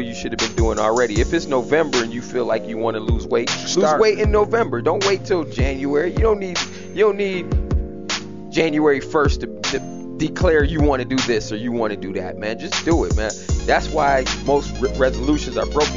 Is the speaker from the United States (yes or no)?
no; Jamaica; I'm Jamaican, and I grew up in a house